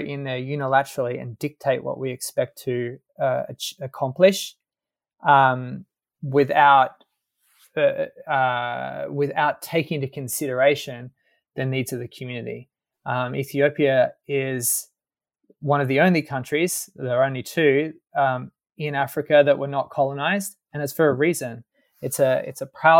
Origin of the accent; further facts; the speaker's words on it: Sydney, New South Wales, Australia; moved away as an adult; also born or lived in Washington, D.C. / Paris; My background, I'm from Sydney